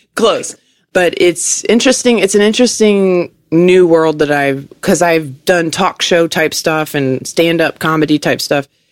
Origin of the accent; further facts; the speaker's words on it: Richmond, Virginia, United States; moved away as an adult; also born or lived in New York City; now in Southern California, United States; I grew up in Virginia, on the East Coast